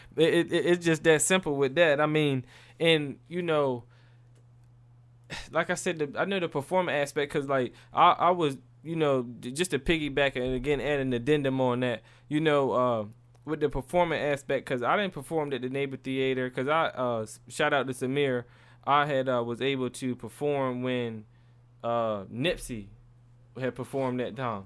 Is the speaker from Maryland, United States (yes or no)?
yes; Maryland, United States; I'm from Maryland.